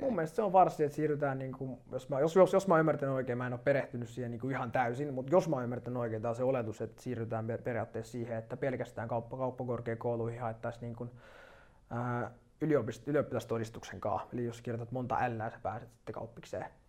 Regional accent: Turku, Southwest Finland, Finland; moved away; mä oon Turusta alun perin kotoisin

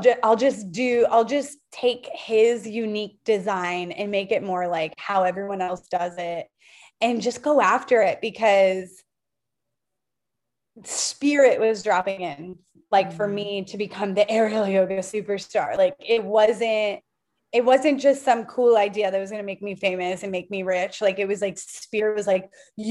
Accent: Sarasota, Florida, United States; I grew up in Sarasota where it's the eighth generation of the Ringling Brothers Circus

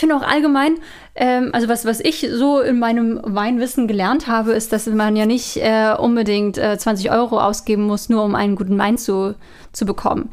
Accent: Northern Germany, Germany; moved away as an adult; now in Austria; ich komm ja aus Norddeutschland

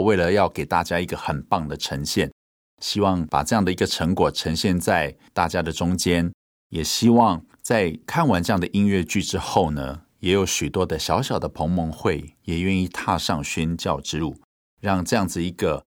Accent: Hualien County, Taiwan; 我们是在花莲的原住民部落长大的

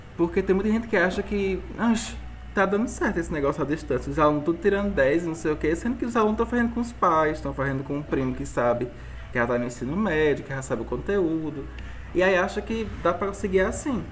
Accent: Tarrafas, Ceará, Brazil; also born or lived in Juazeiro do Norte; eu vim para Tarrafas, que é minha terrinha

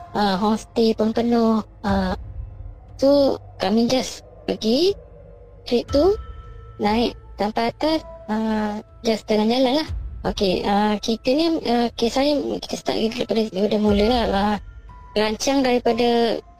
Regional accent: Perak, Malaysia; Saya daripada Perak.

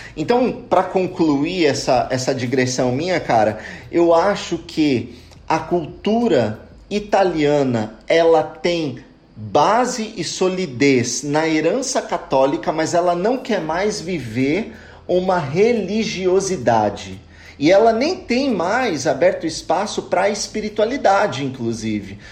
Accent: São Bernardo do Campo, São Paulo, Brazil; now in Italy; eu sou natural de São Paulo, mais especificamente de São Bernardo do Campo, e eu cresci numa realidade religiosa muito plural

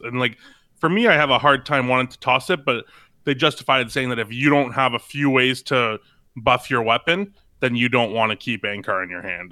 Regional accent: Canada; I'm Canadian

